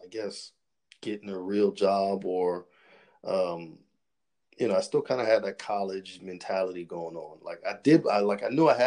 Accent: Charleston, South Carolina, United States; I am from Charleston, South Carolina. You know, I've born and raised my entire life

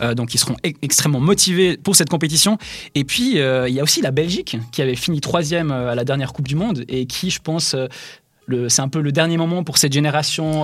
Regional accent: Switzerland; chez nous, en Suisse

